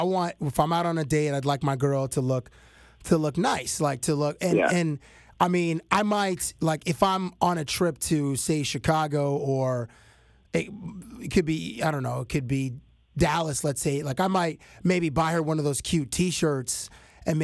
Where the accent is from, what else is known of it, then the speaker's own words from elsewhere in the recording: Toronto, Ontario, Canada; hey, Dr. Dre, I'm from Toronto